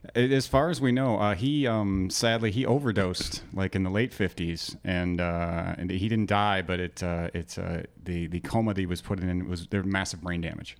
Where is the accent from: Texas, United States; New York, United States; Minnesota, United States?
Minnesota, United States; just north of Minneapolis; moved away as an adult; also born or lived in Mission Viejo, California / Saint Paul, Minnesota; now in Phoenix, United States; just slightly north of Minneapolis is where I actually grew up, and also in Mission Viejo, California